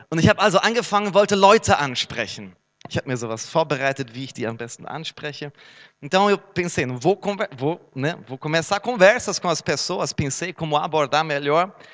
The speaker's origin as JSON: {"language": "Portuguese", "town": "Herne", "region": "North Rhine-Westphalia", "country": "Germany", "tie": "born or raised there", "said": "Minha cidade natal, Herne, cidade mundialmente desconhecida"}